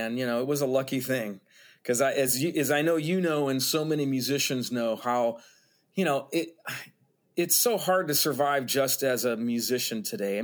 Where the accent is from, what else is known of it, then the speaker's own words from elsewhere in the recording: Northeast Ohio, United States; moved away as an adult; also born or lived in New York City; both my wife and I are from here, so we were always going to make our home here at some point, because I'm from Northeast Ohio